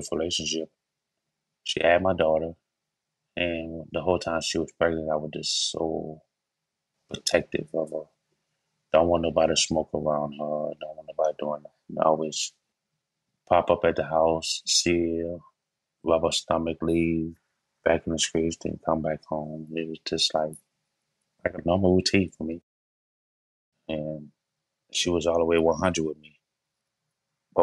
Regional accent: New Orleans, Louisiana, United States; I was born in New Orleans, Louisiana, raised in the Lower Nine.

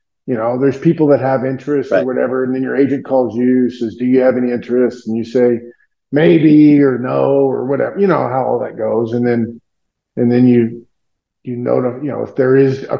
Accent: Tulsa, Oklahoma, United States; moved away; Tulsa, my hometown

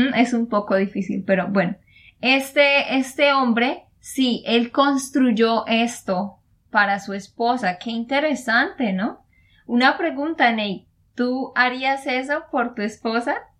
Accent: Santander, Colombia; de Santander, Colombia

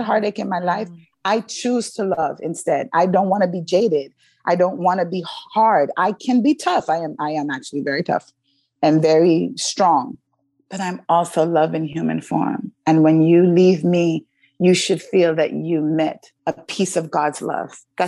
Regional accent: New York, United States; I had some friends that were in 9/11, because I grew up in New York.

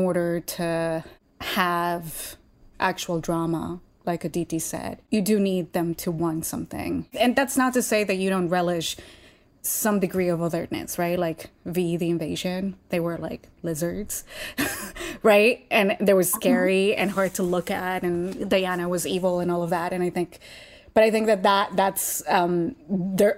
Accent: Colombia; moved away; I grew up in Colombia, so I used to watch it in Spanish.

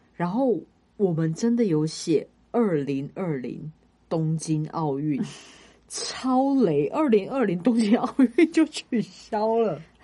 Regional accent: Kaohsiung, Taiwan; now in Taipei, Taiwan; 因为我是高雄人

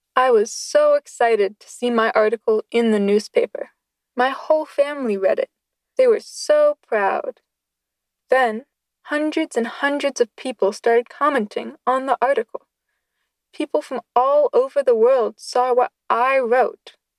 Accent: Pennsylvania, United States; I grew up in Pennsylvania

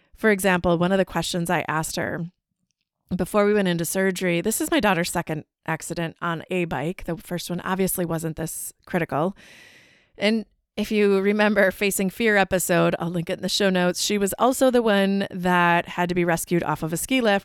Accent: Wisconsin, United States; we're from Wisconsin

